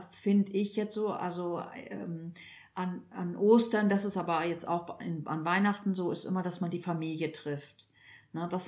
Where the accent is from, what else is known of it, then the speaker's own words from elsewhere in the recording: Northern Germany, Germany; moved away; ich komme ja ursprünglich aus Norddeutschland